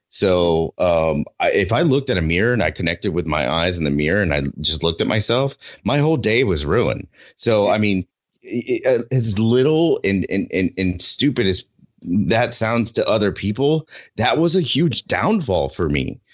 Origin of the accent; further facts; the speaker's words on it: Oklahoma, United States; moved away; my home state of oklahoma